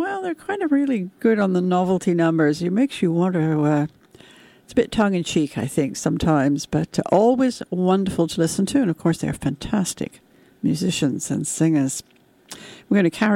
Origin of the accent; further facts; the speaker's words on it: United Kingdom; when I was growing up in Britain in the 1950s and 60s